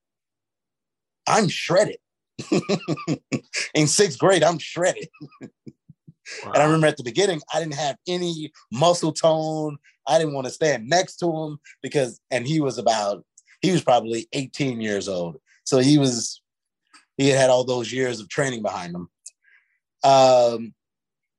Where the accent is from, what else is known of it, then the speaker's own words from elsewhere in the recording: St. Louis, Missouri, United States; the inner city where I grew up in St. Louis